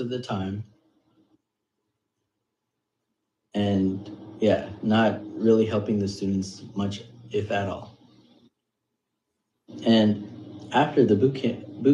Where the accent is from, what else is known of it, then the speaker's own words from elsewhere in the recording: United States; I am Indian American. I am 5'5", and I'm from the United States